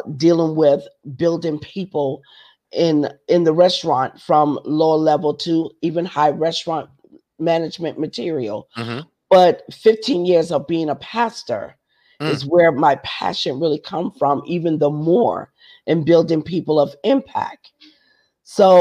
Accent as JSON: {"language": "English", "town": "Charleston", "region": "South Carolina", "country": "United States", "tie": "born or raised there", "also_born_or_lived": "Adams Run, South Carolina", "said": "I was raised up west of the Ashley in the little area called the Ponderosa"}